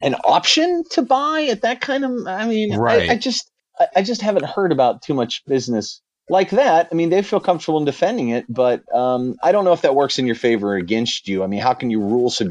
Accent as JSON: {"language": "English", "country": "United States", "said": "being American"}